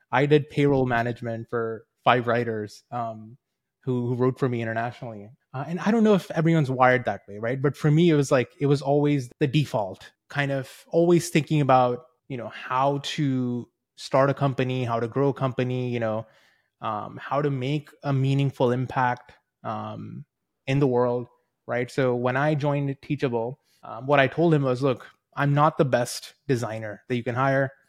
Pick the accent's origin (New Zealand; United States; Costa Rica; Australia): New Zealand; also born or lived in India; I'm a two-time immigrant. I was born in India. My parents moved over to New Zealand when I was ten.